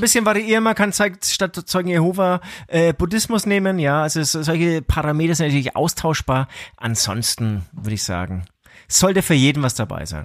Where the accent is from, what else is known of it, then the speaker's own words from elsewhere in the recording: Franconia, Bavaria, Germany; bei uns in Franken